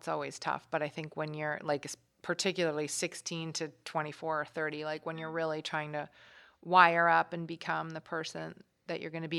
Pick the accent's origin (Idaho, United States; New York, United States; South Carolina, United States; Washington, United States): New York, United States; I grew up like in New York.